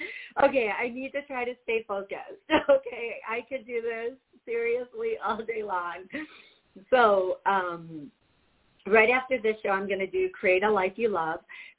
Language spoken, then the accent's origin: English; Milwaukee, Wisconsin, United States; Hey, BR from Milwaukee. Hey, that's awesome. Thank you. I'm a fellow Milwaukeean.